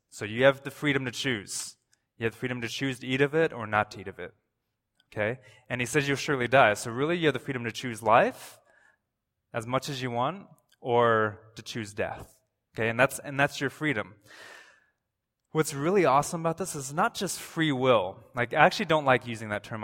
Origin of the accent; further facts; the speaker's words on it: Toronto, Ontario, Canada; I'm from Toronto